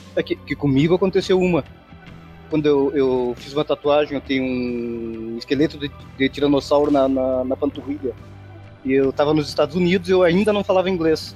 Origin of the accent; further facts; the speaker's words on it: Brazil; eu sou homem e sou brasileiro